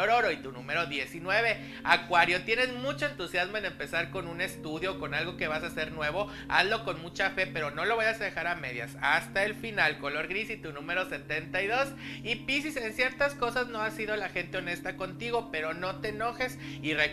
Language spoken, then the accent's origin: Spanish; Mexico City, Mexico; de la Ciudad de México.